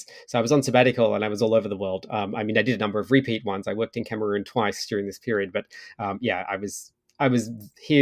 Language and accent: English; Australia; now in Ottawa, Canada; I'd gone to Australia for a couple of months actually because I sort of thought, well, it's where I grew up